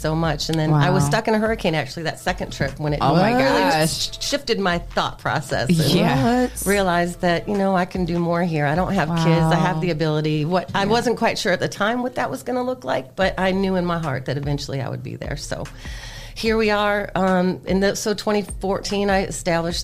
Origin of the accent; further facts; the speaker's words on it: Toledo, Ohio, United States; moved away as an adult; also born or lived in North Carolina / Atlanta, Georgia; I am born and raised in Toledo, Ohio. Went to Rogers High School.